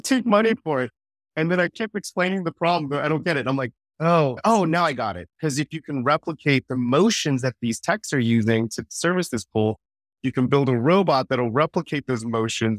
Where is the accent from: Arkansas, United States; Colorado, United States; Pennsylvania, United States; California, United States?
California, United States; Bay Area, San Francisco area; moved away as an adult; now in Texas, United States; Silicon Valley native, born and raised in the Bay Area, San Francisco area, and uh, lived there my entire life